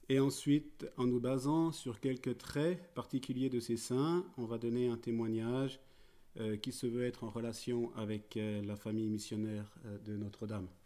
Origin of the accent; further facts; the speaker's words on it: Switzerland; nous habitons en Suisse. Mon accent me trahit. Euh, c'est assez paradoxal. Nous en convenons que ce soit des Suisses qui présentent euh, ou témoignent de la vie des saints français